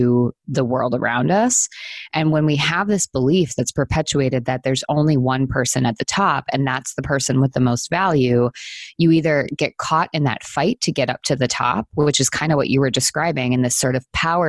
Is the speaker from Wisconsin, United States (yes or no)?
yes; Wisconsin, United States; I grew up in the Midwest in Wisconsin, and there's snow all the time during the winter.